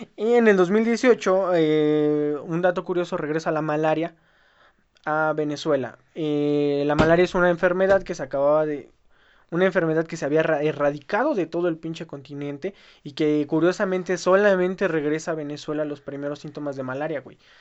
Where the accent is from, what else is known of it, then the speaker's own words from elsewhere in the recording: Mexico; nosotros como mexicanos